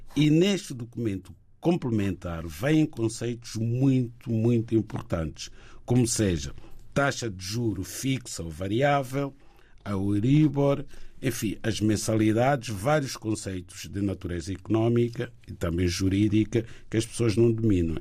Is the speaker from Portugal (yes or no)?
yes; Lisbon, Portugal; eu sou de Lisboa